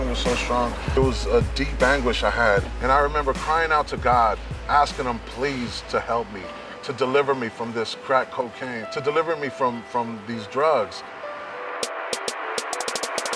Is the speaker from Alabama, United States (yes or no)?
no; San Francisco, California, United States; I grew up here in San Francisco in the Mission District.